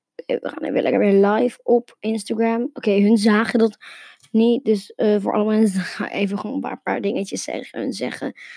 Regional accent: Netherlands; Nederland waar ik vandaan kom

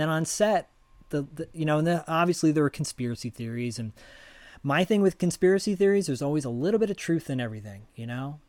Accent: Detroit, Michigan, United States; moved away; also born or lived in Royal Oak, Michigan; I'm from Detroit too, originally.

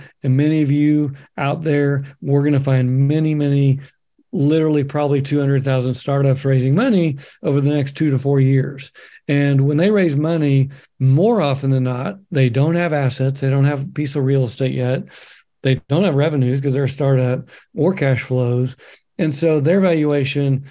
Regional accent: Oklahoma, United States; now in Bend, United States; my home state, Oklahoma, live in Oregon now

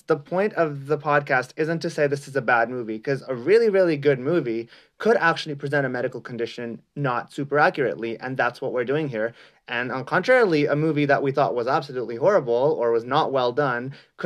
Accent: India; now in Canada; I actually grew up in India for a long time and then moved to Canada.

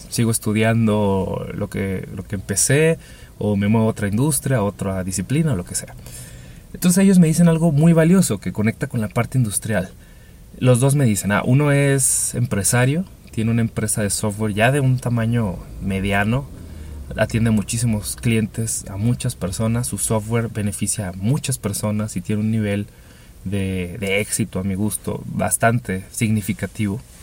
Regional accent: Chihuahua, Mexico; Me tocó trabajar con una de las empresas industriales más importantes de mi ciudad, yo soy de Chihuahua

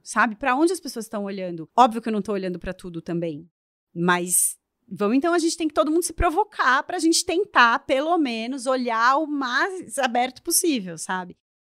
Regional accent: São Paulo, Brazil; now in Florianópolis, Brazil; eu também sou uma mulher brasileira, que moro, sou de São Paulo, moro em Florianópolis

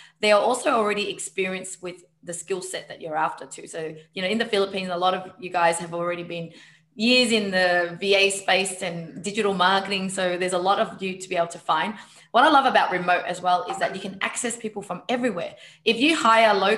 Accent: Vietnam; I'm Vietnamese

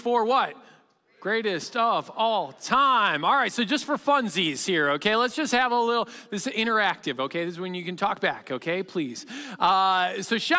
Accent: Chicago, Illinois, United States; I'm from Chicagoland

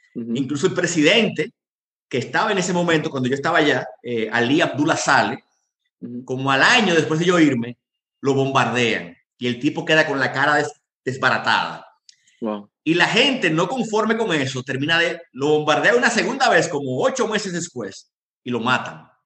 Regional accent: Dominican Republic; moved away as an adult; also born or lived in Yemen; yo llegué solo, un dominicano

